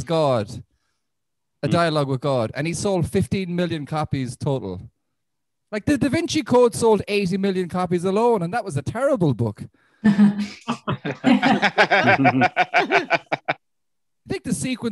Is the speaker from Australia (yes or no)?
no; Ireland; I'm an Irish Catholic, Roman Catholic